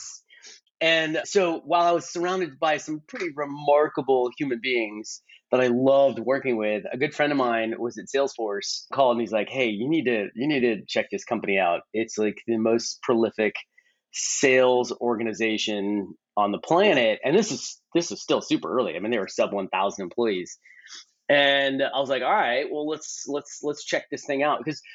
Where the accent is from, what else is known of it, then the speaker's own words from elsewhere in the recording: Bay Area, California, United States; I grew up in the Bay Area